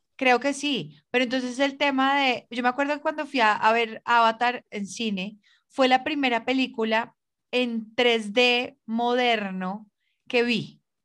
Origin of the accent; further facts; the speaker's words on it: Colombia; como colombiana y como ciudadana